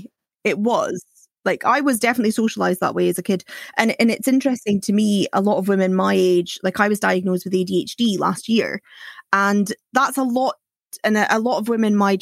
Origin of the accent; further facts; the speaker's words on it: Aberdeen, Scotland, United Kingdom; I'm from Aberdeen, so I have worked in the oil industry